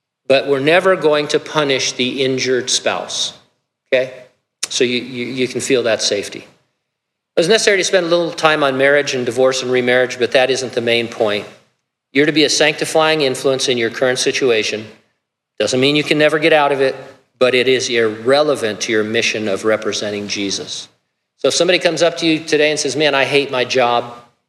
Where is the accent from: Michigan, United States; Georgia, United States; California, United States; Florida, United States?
California, United States; God, what were you thinking when I grew up in California? Now I happen to love California.